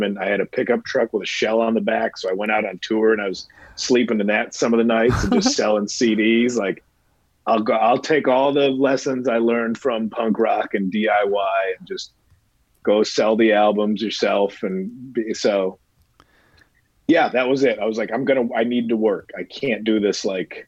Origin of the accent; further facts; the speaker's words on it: Midwest, United States; moved away as an adult; now in Los Angeles, United States; I'm from the Midwest